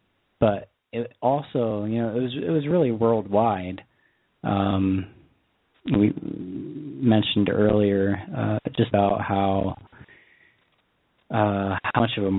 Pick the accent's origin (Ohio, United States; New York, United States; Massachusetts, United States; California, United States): New York, United States; I do remember, you know, the days following 9/11, and I was from New York State.